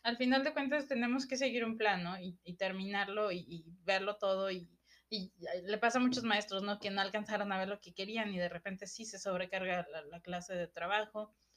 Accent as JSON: {"language": "Spanish", "country": "Mexico", "said": "aquí en México"}